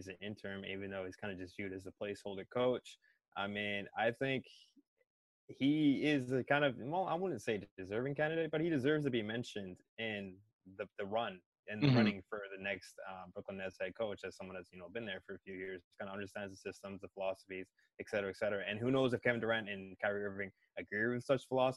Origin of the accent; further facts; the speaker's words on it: Canada; as a Canadian basketball fan in Jurassic Park